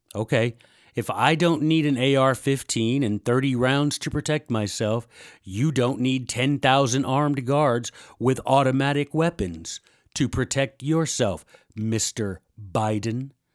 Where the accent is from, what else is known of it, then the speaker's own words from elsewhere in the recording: Memphis, Tennessee, United States; I'm from Memphis, Tennessee